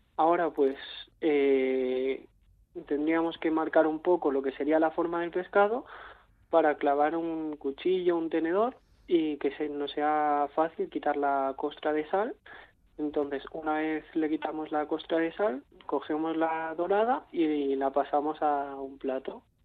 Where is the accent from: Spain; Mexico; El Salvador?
Spain; Catalonia; yo vengo de Cataluña